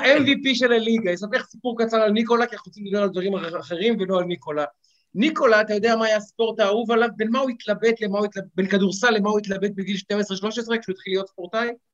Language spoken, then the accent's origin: Hebrew; Ramat Gan, Tel Aviv District, Israel; אני גדלתי בשכונה חרדי, אה, שכונה חילונית, סליחה. וברמת גן